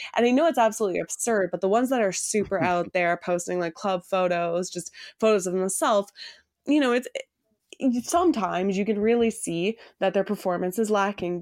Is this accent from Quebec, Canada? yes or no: no; Toronto, Ontario, Canada; I grew up in Toronto. I've lived here my entire life